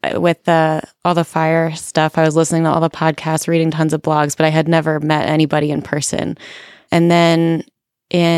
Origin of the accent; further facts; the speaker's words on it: New York, United States; moved away; I'm originally from New York